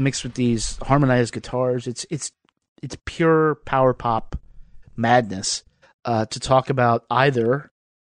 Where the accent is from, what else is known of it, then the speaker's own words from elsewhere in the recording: Lynchburg, Virginia, United States; I remember this is in Lynchburg City Schools. We went to the same schools.